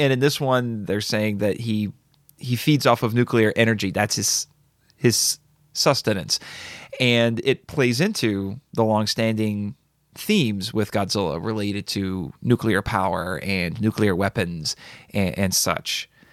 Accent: United States; I'm an American

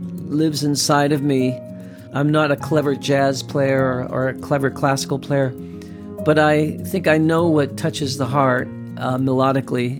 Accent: Ohio, United States; I'm from Ohio, and just 35 minutes from where I live is Ravenna, Ohio.

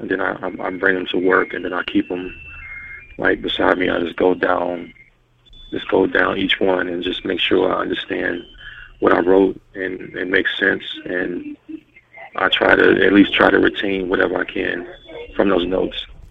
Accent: Louisville, Kentucky, United States; I'm from Louisville, Kentucky.

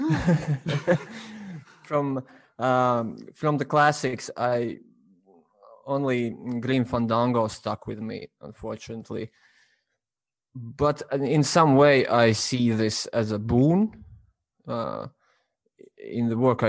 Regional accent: Latvia; I'm from Latvia

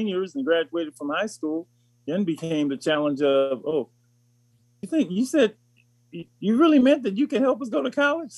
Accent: Los Angeles, California, United States; I grew up in Los Angeles

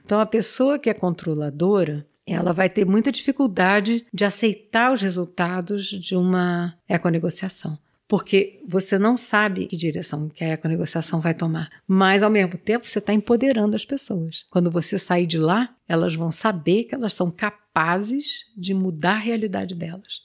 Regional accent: Rio de Janeiro, Brazil; accent: carioca; moved away as an adult; also born or lived in Pontal do Paranapanema, São Paulo; Eu sou carioca, eu falo igual carioca

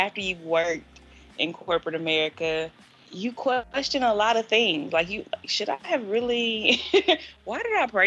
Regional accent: Clinton, Mississippi, United States; moved away as an adult; now in Nashville, United States; I'm from Clinton, Mississippi

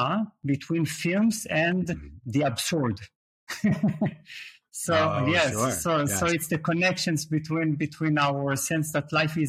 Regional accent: Israel; moved away as an adult; also born or lived in Berlin, Germany / Leeds, United Kingdom; now in Portugal; Yes, I was born in Israel

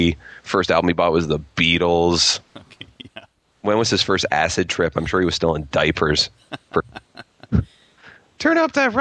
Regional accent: Toronto, Ontario, Canada; I'm a comedian from Toronto

